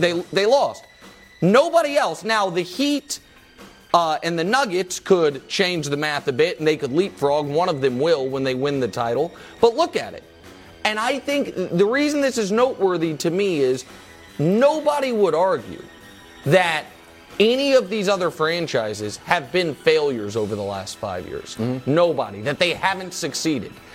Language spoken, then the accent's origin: English; Midwest, United States; I'm a Midwesterner